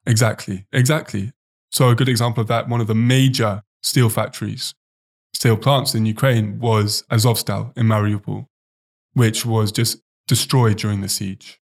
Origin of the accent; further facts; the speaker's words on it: Oxford, South East England, United Kingdom; moved away; I actually know some guys back in my hometown in Oxford